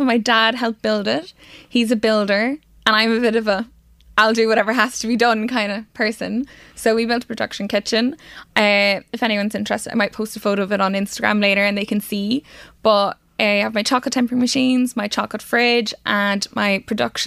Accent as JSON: {"language": "English", "town": "Carrickmacross", "region": "Ulster", "country": "Ireland", "tie": "born or raised there", "said": "my hometown in Carrickmacross in Monaghan"}